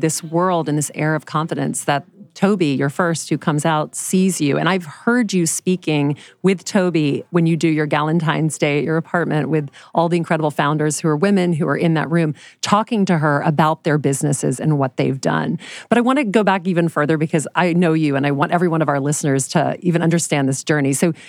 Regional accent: Louisiana, United States; now in New York City, United States; This is my Louisiana upbringing too.

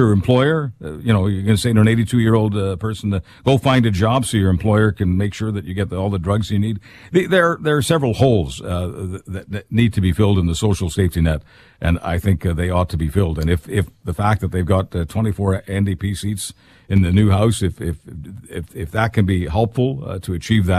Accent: Montreal, Quebec, Canada; moved away as an adult; also born or lived in Hamilton; I was raised in Montreal, and I was raised in Pierre Trudeau's riding

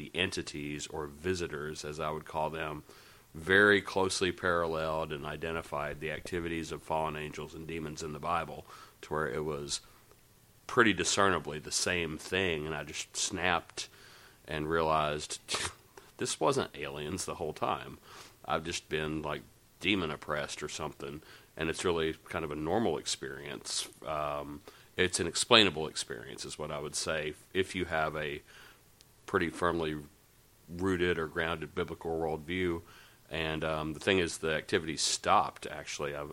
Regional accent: Nashville, Tennessee, United States; I grew up in Nashville

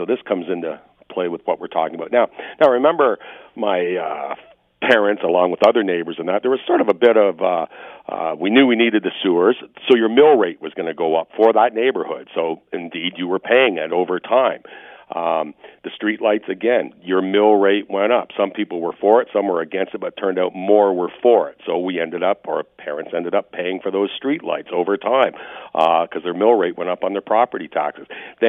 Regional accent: Oak Ridge Acres, Ontario, Canada; Well, you know what? I grew up in Oak Ridge Acres, and I remember back in the early 70s, they came through and they put in septic sewers

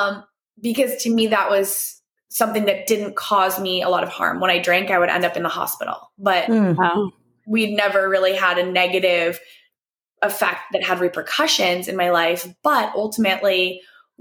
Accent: East Coast, United States; moved away as an adult; also born or lived in New York City; now in Los Angeles, United States; I grew up on the East Coast

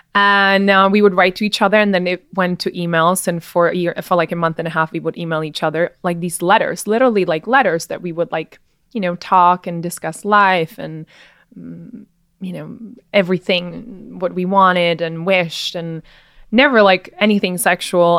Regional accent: Czechia; also born or lived in New York; now in Miami, United States; I was from the Czech Republic

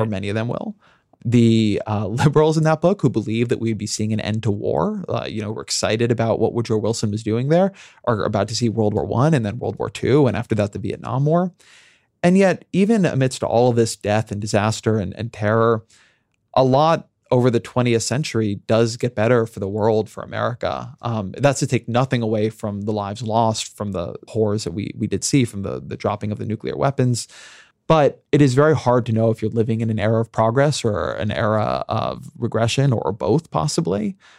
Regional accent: United States; I'm an American

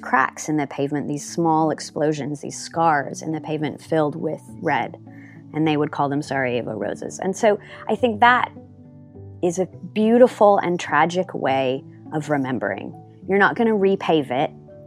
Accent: California, United States; now in London, United Kingdom; I am originally from California, and I now live in London with my three kids.

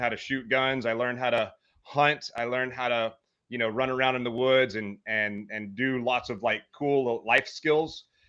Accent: Meridian, Mississippi, United States; now in Hawaii, United States; I grew up in Meridian, Mississippi, or just outside of Meridian, Mississippi.

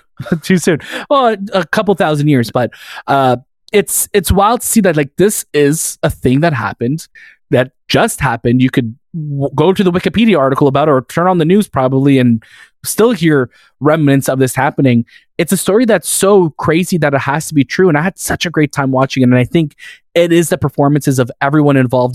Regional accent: Canada; that's what we grew up with here in Canada.

